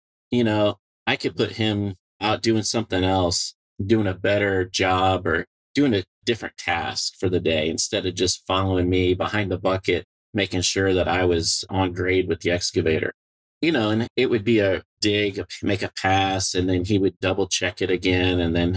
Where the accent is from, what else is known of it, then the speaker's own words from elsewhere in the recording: Peoria, Illinois, United States; I grew up in Peoria, Illinois, around Caterpillar